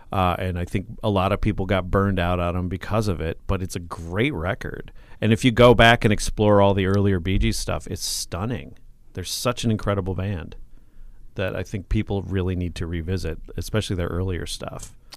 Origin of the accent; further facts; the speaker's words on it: North Mankato, Minnesota, United States; also born or lived in Watertown, South Dakota; I grew up, uh, in North Mankato, actually, and went to West, class of eighty-seven.